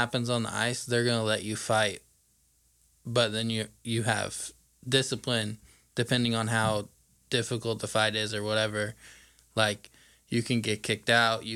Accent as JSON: {"language": "English", "town": "Franklin", "region": "Indiana", "country": "United States", "tie": "born or raised there", "also_born_or_lived": "Southport, Indiana", "said": "I grew up in Franklin until high school, and then I moved to Indy"}